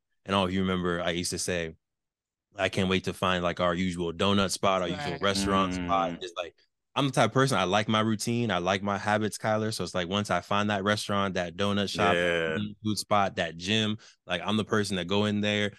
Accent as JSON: {"language": "English", "town": "Canoga Park", "region": "California", "country": "United States", "tie": "born or raised there", "also_born_or_lived": "Tarzana / Seattle", "said": "I've spent most of my life in the San Fernando Valley around the Canoga Park area, Winneka area. Spent a little bit of my life in Tarzana for elementary school. Lived in Seattle for, I think, a year or 2 years when I was young"}